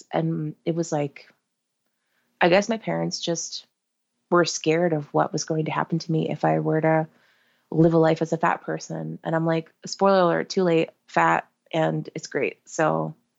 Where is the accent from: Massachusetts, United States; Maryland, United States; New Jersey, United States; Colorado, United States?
New Jersey, United States; we're from Jersey and we don't really go up to New York that often as a family